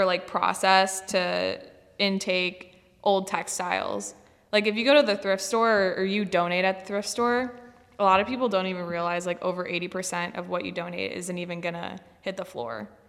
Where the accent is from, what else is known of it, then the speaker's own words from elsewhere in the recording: Buffalo, New York, United States; moved away as an adult; now in Erie, United States; I live in Erie, PA. I'm from Buffalo